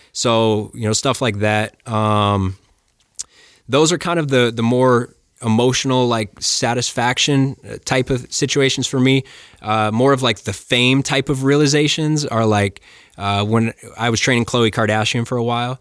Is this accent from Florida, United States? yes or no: no; Flagstaff, Arizona, United States; I grew up in Flagstaff